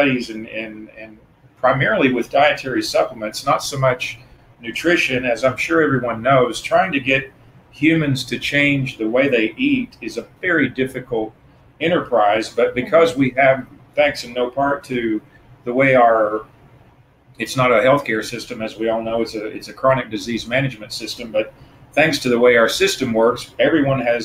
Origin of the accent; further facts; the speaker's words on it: Tennessee, United States; moved away as an adult; now in Florida, United States; So I'm originally from Tennessee. I moved to Florida about 25 years ago.